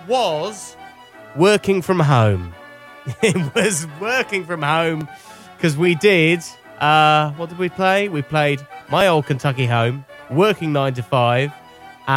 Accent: Cornwall, South West England, United Kingdom; I'm a Cornish boy, so it's like, you know, it's an event on my patch

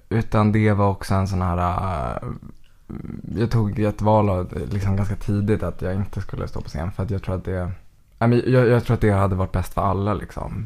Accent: Västerås, Västmanland, Sweden; Jag är född och uppvuxen i Västerås

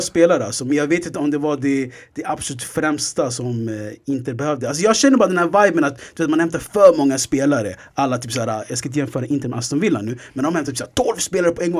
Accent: Sweden; vi är svenskar

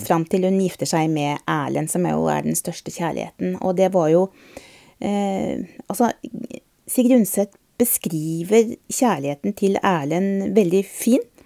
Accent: Østfold, Norway; i hjembygda mi i Østfold

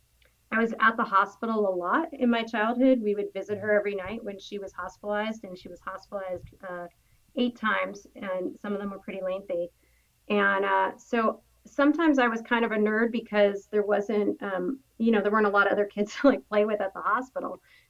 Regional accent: Los Angeles, California, United States; In L.A.

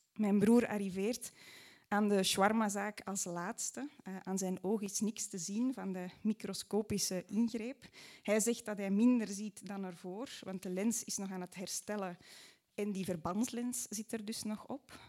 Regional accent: Mortsel, Flanders, Belgium; in Mortsel, waar ik opgroeide

